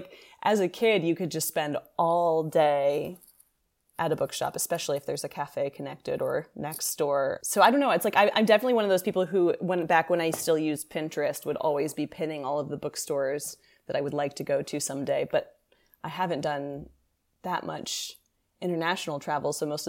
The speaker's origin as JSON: {"language": "English", "region": "Kentucky", "country": "United States", "tie": "born or raised there", "also_born_or_lived": "Ohio", "said": "New York, for a kid who was growing up in Kentucky and Ohio, New York also felt very exotic to me."}